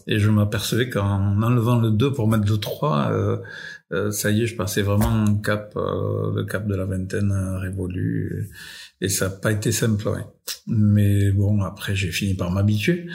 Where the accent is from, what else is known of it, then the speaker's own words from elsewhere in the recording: France; je suis né en France